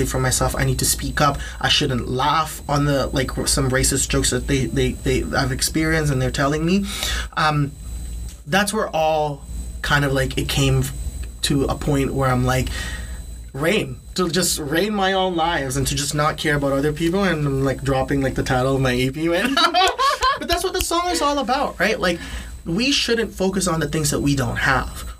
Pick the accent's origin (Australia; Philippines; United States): Philippines; first language Tagalog; English is a second language; now in Canada; growing up in the Philippines